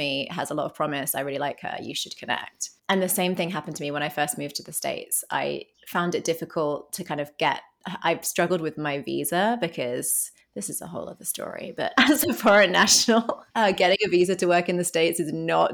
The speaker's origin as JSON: {"language": "English", "town": "Bristol", "region": "South West England", "country": "United Kingdom", "moved": "as an adult", "lives_now": "New York, United States", "said": "I'm from a city called Bristol in southwest England"}